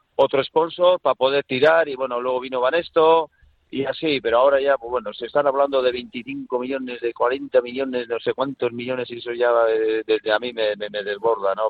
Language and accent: Spanish; Durango, Basque Country, Spain; cuando era chaval pues en Durango